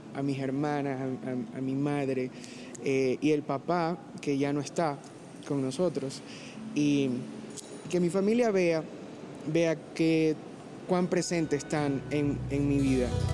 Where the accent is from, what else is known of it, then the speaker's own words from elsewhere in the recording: Guayaquil, Guayas, Ecuador; accent: costeño; soy guayaquileño, hijo de padres esmeraldeños